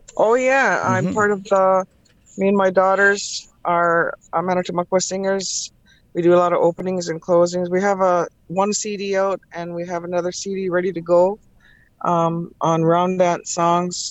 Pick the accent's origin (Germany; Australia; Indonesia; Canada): Canada; Mississaugas of the Credit, Ontario; I'm from Mississaugas of the Credit